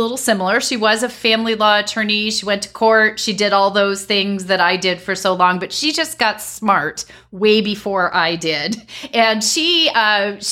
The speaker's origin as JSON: {"language": "English", "region": "Connecticut", "country": "United States", "tie": "born or raised there", "said": "my home state of Connecticut"}